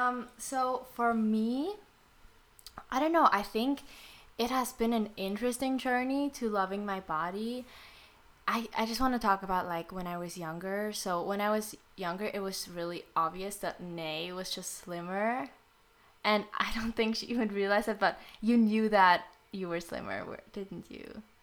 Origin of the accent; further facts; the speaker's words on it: Philippines; I'm Filipino